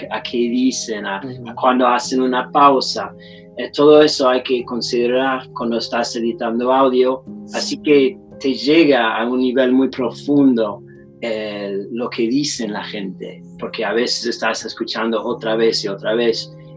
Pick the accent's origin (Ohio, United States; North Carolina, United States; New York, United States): North Carolina, United States; alguien que creció acá bajo esa cultura de clase media